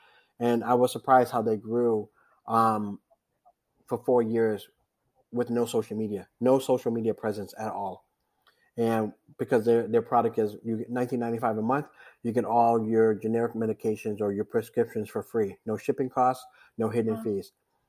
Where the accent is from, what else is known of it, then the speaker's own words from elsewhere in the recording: East Coast, United States; I grew up on the East Coast doing this